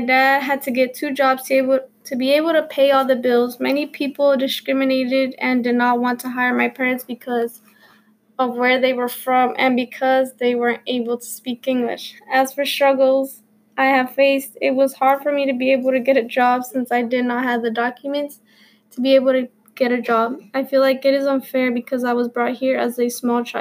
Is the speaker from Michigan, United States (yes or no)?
no; Concord, North Carolina, United States; also born or lived in Mexico; I have spent most of my life living in Concord, North Carolina